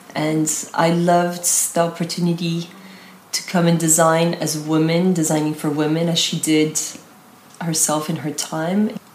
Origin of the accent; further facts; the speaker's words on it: United States; also born or lived in Italy / France; now in Paris, France; I've lived in America, I was brought up in America and lived many years in Italy 15 years.